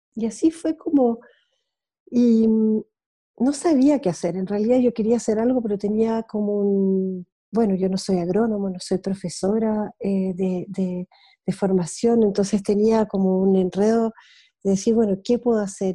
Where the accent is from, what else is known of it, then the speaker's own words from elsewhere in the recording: Switzerland; moved away as an adult; also born or lived in Easter Island; me crié en Suiza gran parte de mi infancia y adolescencia y vida de joven adulta